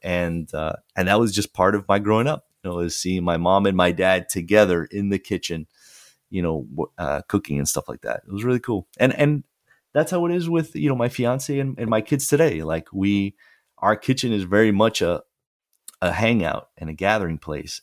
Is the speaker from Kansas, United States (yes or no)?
no; Fort Lauderdale, Florida, United States; the newspaper from my hometown, the, the Sun Sentinel, uh, which is in Fort Lauderdale